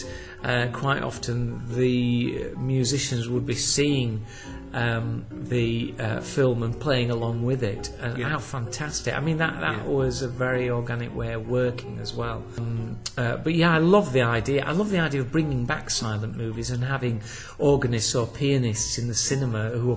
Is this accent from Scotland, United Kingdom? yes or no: no; Huddersfield, Yorkshire and the Humber, United Kingdom; my hometown of Huddersfield